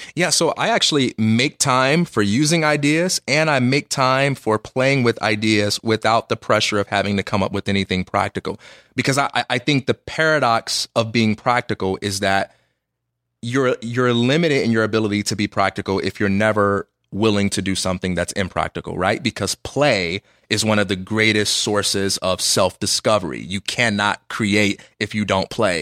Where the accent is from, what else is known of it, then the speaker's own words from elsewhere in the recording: Chicago, Illinois, United States; moved away as an adult; now in Los Angeles, United States; I'm just from Chicago. I will always be from Chicago. I live in Los Angeles